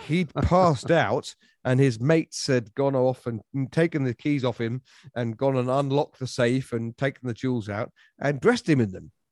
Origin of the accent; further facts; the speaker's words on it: United Kingdom; he's one of the four patron saints of the four countries of my country. So we are a United Kingdom.